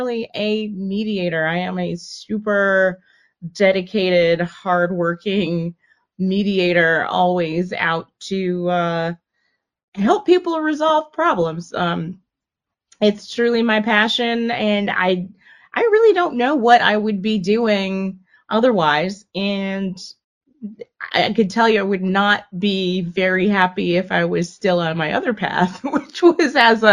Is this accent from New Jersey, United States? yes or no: no; Miami, Florida, United States; moved away as an adult; also born or lived in Washington, District of Columbia, United States / Madrid / New Orleans; now in Atlanta, United States; I'm from Miami, Florida. Grew up down there.